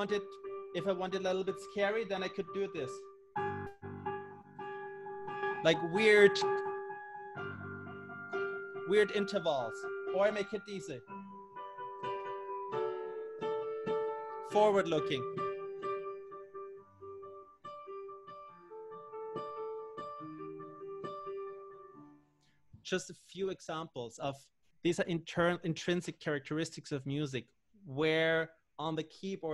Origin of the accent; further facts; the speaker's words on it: Austria; I'm from Austria